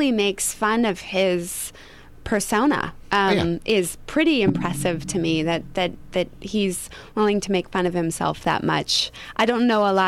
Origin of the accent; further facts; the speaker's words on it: suburb of Detroit, Michigan, United States; now in Los Angeles, United States; Small town at 24 Mile Road is where I grew up, which is 24 miles outside of the heart of Detroit